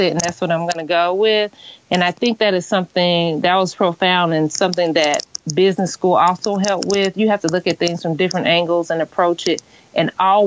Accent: Danville, Illinois, United States; also born or lived in Indianapolis, Indiana; It's an event venue that I opened up in my hometown. The reason that I opened it up in Danville

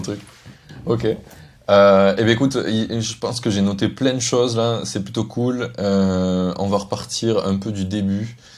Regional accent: Carcassonne, Occitania, France; moved away; also born or lived in Paris; je viens de Carcassonne

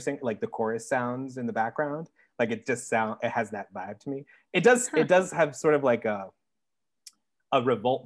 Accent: United States; I'm American

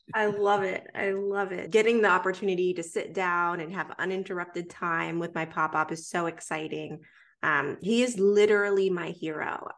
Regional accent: Pittsburgh, Pennsylvania, United States; moved away as an adult; now in Atlanta, United States; I was born in Atlanta, raised in Pittsburgh, came back to Atlanta for college

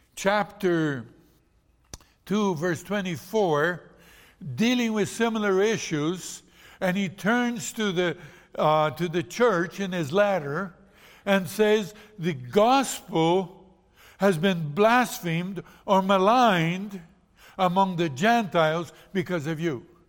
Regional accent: Brazil; moved away; I was born in Brazil.

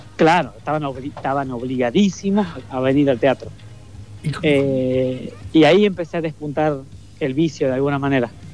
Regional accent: Leales, Tucumán, Argentina; moved away as an adult; now in Buenos Aires, Argentina; el pueblito, en Leales, donde yo nací

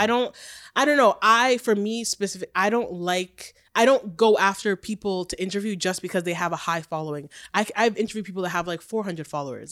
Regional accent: Oshawa, Ontario, Canada; also born or lived in Fort Lauderdale, Florida, United States; I grew up in the good old Oshawa, Oshawa. Wasn't born there, though. I'm American, dual

